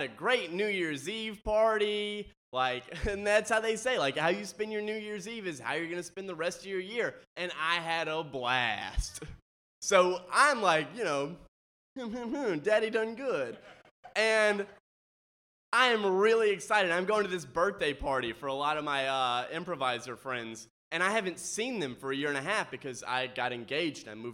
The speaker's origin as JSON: {"language": "English", "region": "Mississippi", "country": "United States", "said": "I'm from Mississippi."}